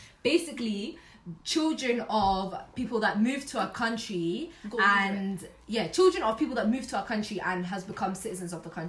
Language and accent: English; Glasgow, Scotland, United Kingdom; born or raised there; also born or lived in Somalia